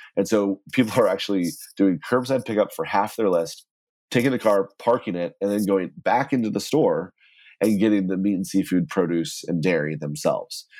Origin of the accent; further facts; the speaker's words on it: Texas, United States; now in New York City, United States; I grew up in Texas and my entire family's from the Midwest